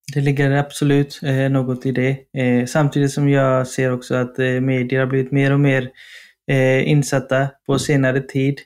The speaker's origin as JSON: {"language": "Swedish", "town": "Partille", "region": "Västra Götaland", "country": "Sweden", "moved": "as an adult", "lives_now": "Stockholm, Sweden", "said": "vi är göteborgare i grunden, du och jag"}